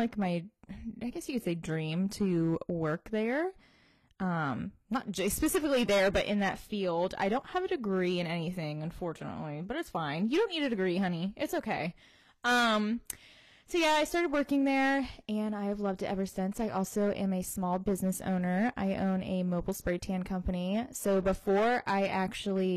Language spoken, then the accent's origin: English; Georgia, United States; I live in Georgia, right outside of Savannah, actually. And Maddie and I, funny story, went to the same high school together